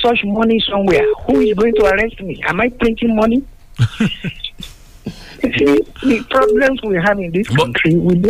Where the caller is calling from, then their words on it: Badagry, Lagos, Nigeria; I'm calling from Badagry.